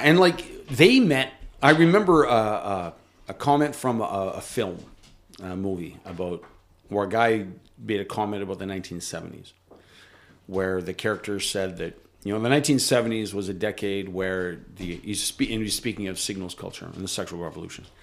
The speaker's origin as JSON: {"language": "English", "country": "Canada", "said": "As a Canadian"}